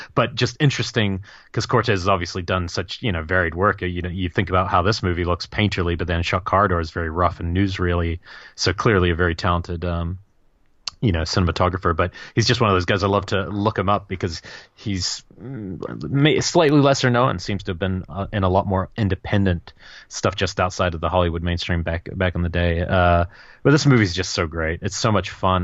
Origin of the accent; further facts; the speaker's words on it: New Zealand; moved away; growing up in New Zealand